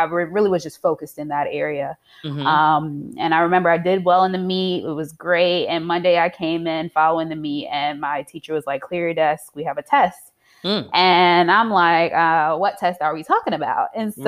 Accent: Queens, New York, United States; also born or lived in Piscataway; I am originally from Queens, New York, by ways of Piscataway, New Jersey.

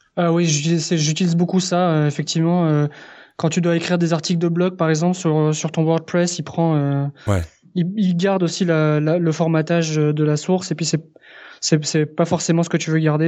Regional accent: France; moved away as an adult; now in Quebec, Canada; je suis effectivement français. J'habite au Québec depuis trois ans et demi et je suis d'origine espagnole

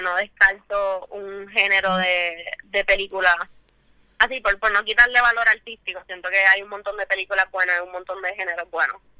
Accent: San Juan, Puerto Rico; soy artista de San Juan

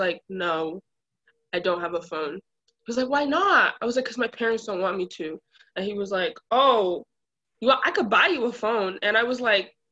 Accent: Brockton, Massachusetts, United States; I grew up like in Brockton

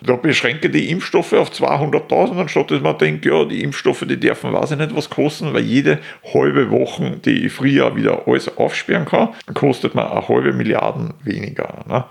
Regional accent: Austria; als Österreicher

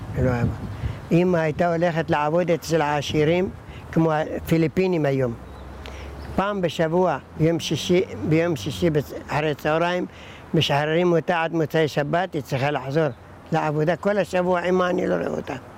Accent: Iraq; also born or lived in Baghdad; now in Kiryat Shmona, Israel; אני נולדתי בעיראק

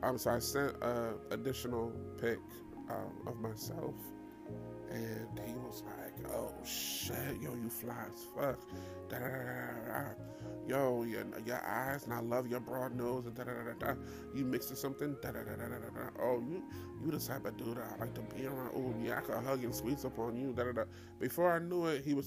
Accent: New York, United States; I'm from New York.

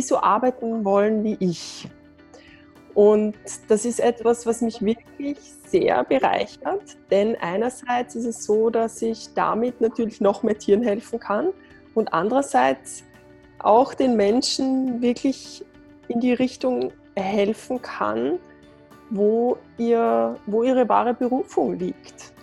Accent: Lower Austria, Austria; ich bin äh, aus Österreich, aus Niederösterreich

